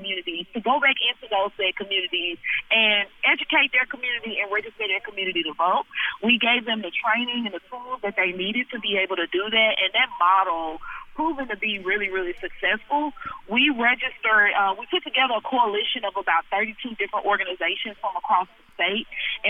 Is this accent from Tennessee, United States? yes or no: yes; Chattanooga, Tennessee, United States; I've lived here my entire life. I was born in the Alton Park Housing Projects in Chattanooga, Tennessee. Moved from Alton Park to City View, which is pretty much still the inner city.